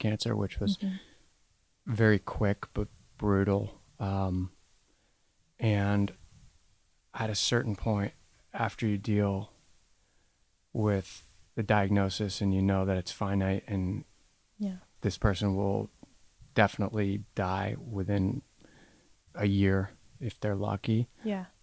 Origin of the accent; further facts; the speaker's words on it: New Jersey, United States; I grew up in New Jersey.